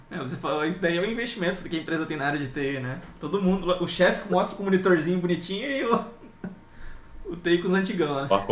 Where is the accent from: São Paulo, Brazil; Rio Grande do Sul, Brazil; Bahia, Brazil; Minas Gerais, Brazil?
São Paulo, Brazil; interior of; sou do interior de São Paulo